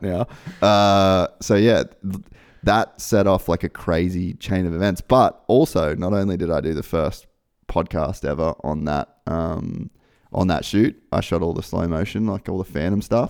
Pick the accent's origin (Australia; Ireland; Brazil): Australia; moved away as an adult; I was in my little office in my parents' house in Australia